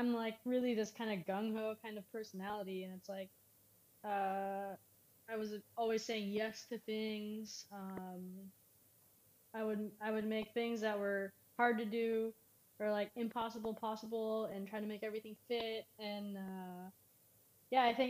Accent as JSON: {"language": "English", "region": "California", "country": "United States", "also_born_or_lived": "Indianapolis", "moved": "as an adult", "said": "I'm from California"}